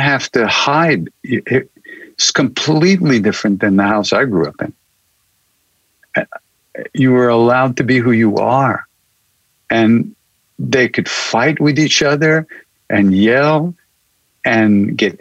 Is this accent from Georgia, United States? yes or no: no; Long Island, New York, United States; also born or lived in India; I'm a kid from Long Island, New York